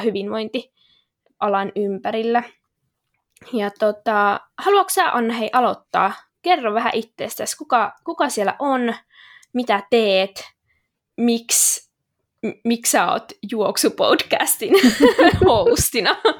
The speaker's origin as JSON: {"language": "Finnish", "town": "Kokkola", "region": "Central Ostrobothnia", "country": "Finland", "tie": "born or raised there", "also_born_or_lived": "Jyväskylä", "moved": "as an adult", "lives_now": "Helsinki, Finland", "said": "mä oon siis alun perin Kokkolasta kotoisin"}